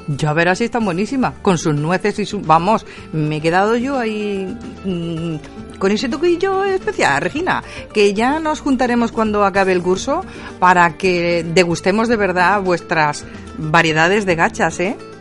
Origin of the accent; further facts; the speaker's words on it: Porcuna, Andalusia, Spain; de Porcuna